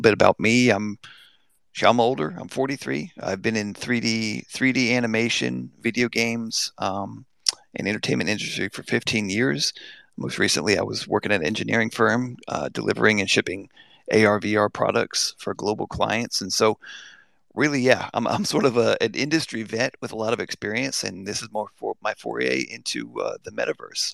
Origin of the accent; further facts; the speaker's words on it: United States; I'm American through and through